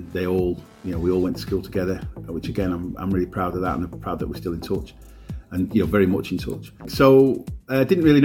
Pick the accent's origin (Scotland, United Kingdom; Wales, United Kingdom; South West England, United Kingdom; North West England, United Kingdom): North West England, United Kingdom; Morecambe; also born or lived in Heysham / London / Lancaster / Galgate; I grew up on Balmoral Road in the West End